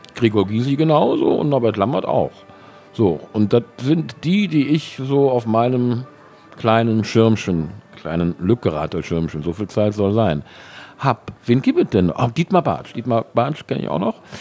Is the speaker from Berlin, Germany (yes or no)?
no; Cologne, North Rhine-Westphalia, Germany; Der Herr Urbach ist ein Schelsig-Gewächs, genauso wie ich